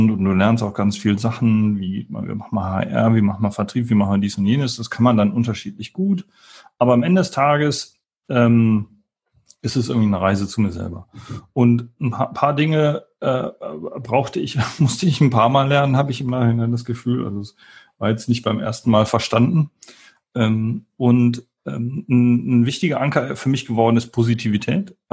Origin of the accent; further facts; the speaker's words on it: Wuppertal, North Rhine-Westphalia, Germany; Ich komme aus Wuppertal ursprünglich